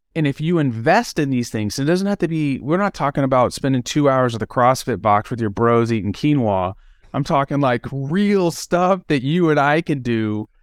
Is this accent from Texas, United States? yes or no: yes; Dallas, Texas, United States; I grew up in Dallas, Texas